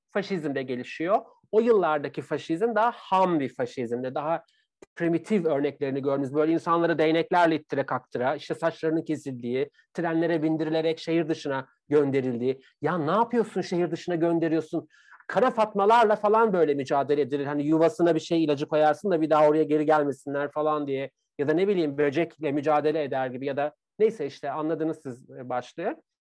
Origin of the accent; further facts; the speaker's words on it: Bakırköy, Istanbul, Turkey; ben İstanbul çocuğuyum. E, Bakırköylüyüm, İstanbul'dayım